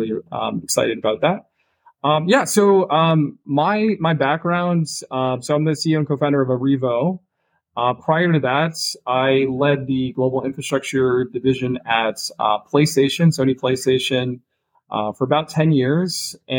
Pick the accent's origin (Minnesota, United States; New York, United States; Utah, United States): Minnesota, United States; born there; now in San Diego, United States; But I was born in Minnesota. I live in San Diego today. Been in a few different parts of the country